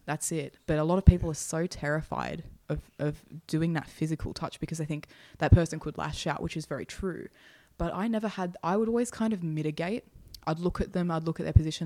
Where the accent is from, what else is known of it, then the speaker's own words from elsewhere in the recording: Hornsby, New South Wales, Australia; I grew up again in housing. I lived in, you know, Hornsby at the time